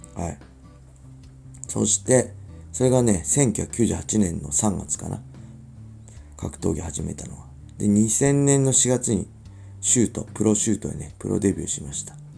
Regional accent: Inashiki, Ibaraki, Japan; 茨城で生まれて、茨城で育って。

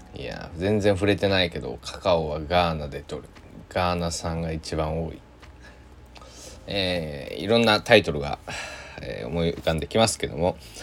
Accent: Shikoku, Japan; 生まれ育った、まあ、暮らしてる四国ではね

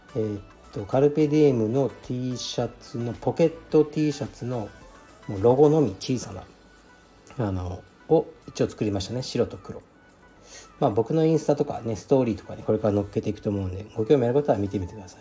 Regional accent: Fukuoka, Japan; now in Tokyo, Japan; 僕の出身地ですね東区カシーという特に何もない町なんですがまあ近くにカシーエ園っていうねあの遊園地があって僕もよく子供の頃から行ってた

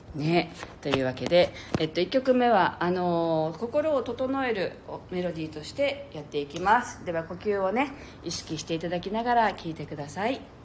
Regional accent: Okinawa, Japan; 私はね沖縄なんですけれど

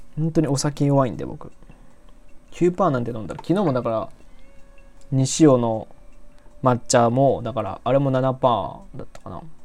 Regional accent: Nagoya, Aichi, Japan; moved away as an adult; also born or lived in Osaka; 僕、名古屋市ですね。だからもう、えっと、はい、名古屋市の方です。で、北区の方なんで

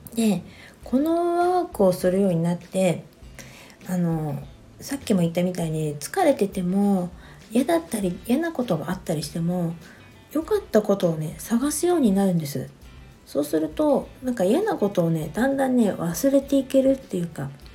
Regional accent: Niigata, Japan; moved away; 私の実家新潟の方にちょっと帰ってこようと思

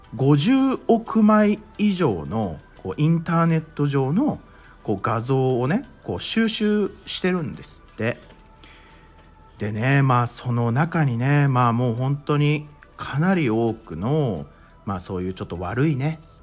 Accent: Mie, Japan; 僕あの三重県出身なんですよ

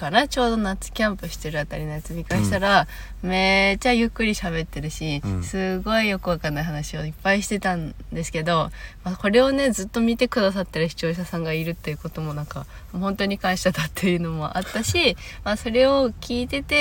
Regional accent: Miyazaki, Japan; 「いや宮崎です」って言ったら「ええー!」み

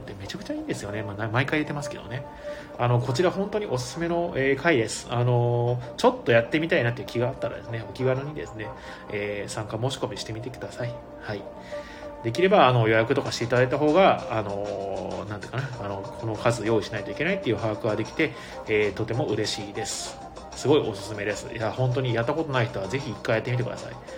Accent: Ehime, Japan; now in Tokyo, Japan; 僕も愛媛県出身

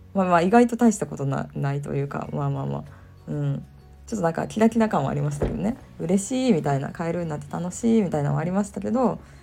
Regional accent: Kyoto, Japan; ずっと京都で生まれ育った人間としては関西で生まれ育った人間としては

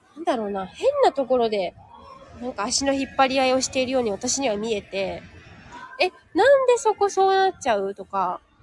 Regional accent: Japan; moved away as an adult; now in Thailand

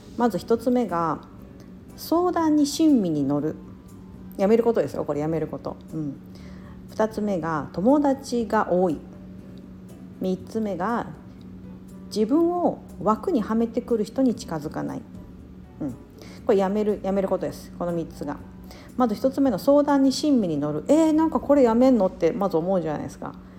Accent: Osaka, Japan; moved away; 大阪出身、関西出身の人だから

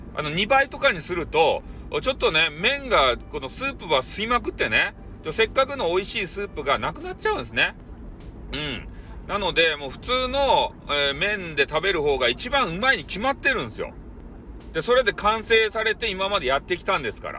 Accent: Kyushu, Japan; 俺たち、九州の人間。

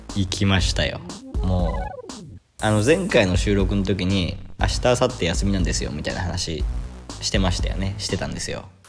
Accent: Japan; moved away as an adult; now in Sri Lanka

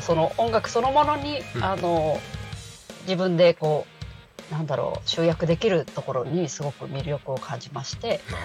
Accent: Tokyo, Japan; 出身は東京都です

